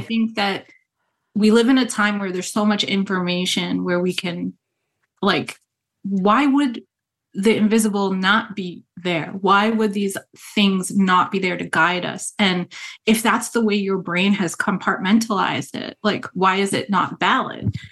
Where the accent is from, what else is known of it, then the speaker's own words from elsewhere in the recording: Rhode Island, United States; moved away; also born or lived in New York; growing up in New England, I grew up in Rhode Island